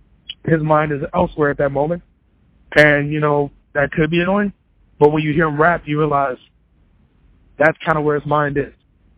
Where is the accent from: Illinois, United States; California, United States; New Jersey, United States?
Illinois, United States; Chicago; Outer Limits were all from my neighborhood. We're all from Bronzeville.